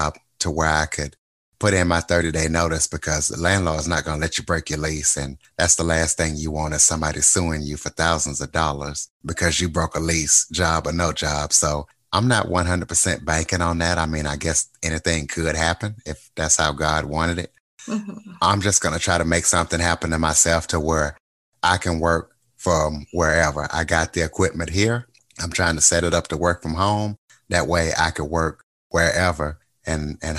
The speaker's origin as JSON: {"language": "English", "region": "Louisiana", "country": "United States", "tie": "born or raised there", "also_born_or_lived": "Wichita, Kansas", "accent": "Louisiana", "moved": "as an adult", "lives_now": "Kansas, United States", "said": "I'm from Louisiana, so I still have my Louisiana accent"}